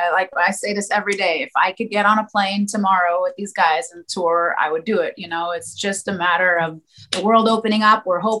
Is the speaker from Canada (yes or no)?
yes; Montreal, Quebec, Canada; my hometown, which is Montreal. I was born here.